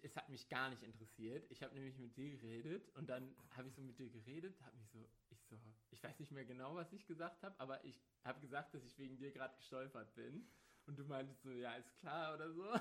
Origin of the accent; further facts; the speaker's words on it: Bad Oeynhausen, North Rhine-Westphalia, Germany; Ich komme aus Bad Oeynhausen